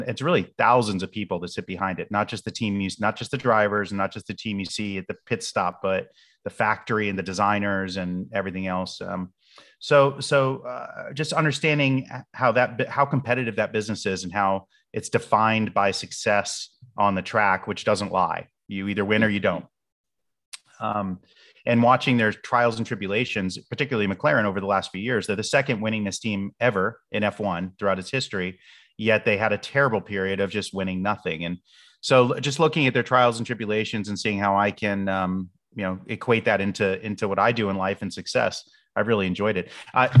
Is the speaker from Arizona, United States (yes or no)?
no; Boca Raton, Florida, United States; and I grew up in Boca Raton, Florida, where IBM had their headquarters and or not their campus where they were building the PCs originally and things like that.